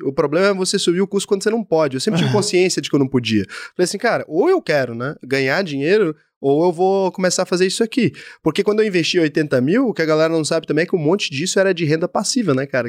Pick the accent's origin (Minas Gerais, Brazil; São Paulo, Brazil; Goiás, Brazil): Goiás, Brazil; eu sou de Goiás, talvez eu sou muito matuto